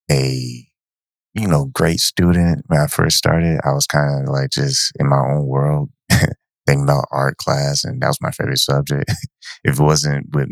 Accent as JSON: {"language": "English", "town": "Ypsilanti", "region": "Michigan", "country": "United States", "tie": "born or raised there", "also_born_or_lived": "San Antonio, Texas / Ann Arbor, Michigan", "said": "we moved when I was 8 years old from San Antonio to Ypsilanti"}